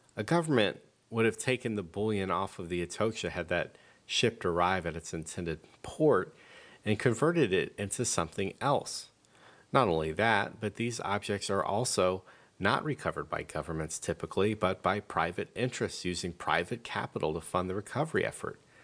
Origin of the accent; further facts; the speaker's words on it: United States